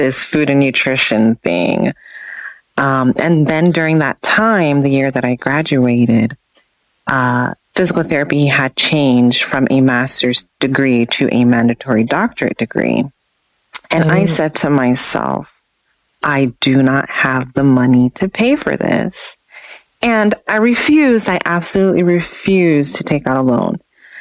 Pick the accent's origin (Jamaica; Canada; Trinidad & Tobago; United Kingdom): Jamaica; moved away; because I'm originally from Jamaica